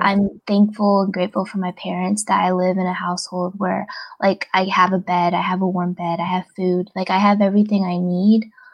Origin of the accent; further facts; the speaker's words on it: United States; we're from America like we're Americans too